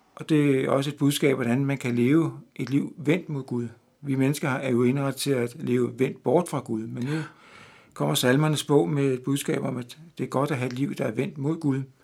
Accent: Denmark; moved away; her hjemme i Danmark

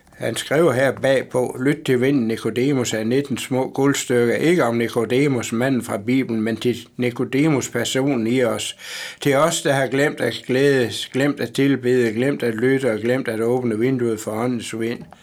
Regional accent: Mors, North Denmark Region, Denmark; also born or lived in Christianshavn, Copenhagen; now in Copenhagen, Denmark; jeg er Morsingbo.

